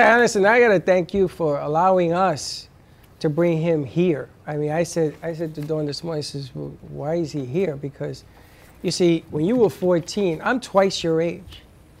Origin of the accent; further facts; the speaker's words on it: New York City, New York, United States; I grew up in the Bronx, I grew up on the 4 train